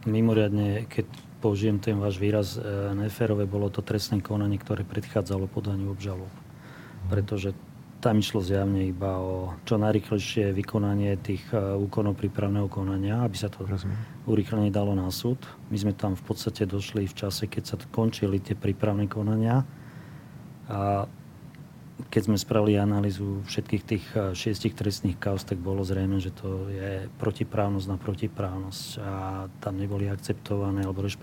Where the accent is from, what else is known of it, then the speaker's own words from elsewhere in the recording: Slovakia; my sme Slováci